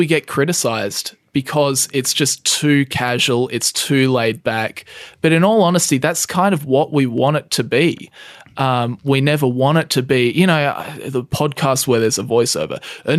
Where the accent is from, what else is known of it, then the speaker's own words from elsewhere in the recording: Australia; We're both Australian.